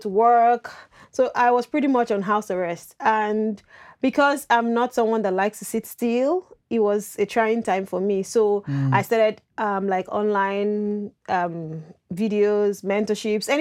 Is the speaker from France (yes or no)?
no; Nigeria; moved away as an adult; now in Canada; I'm from Nigeria